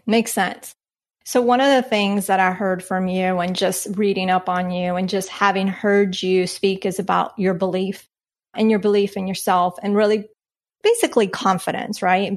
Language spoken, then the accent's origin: English; Colombia; moved away; I was born in Colombia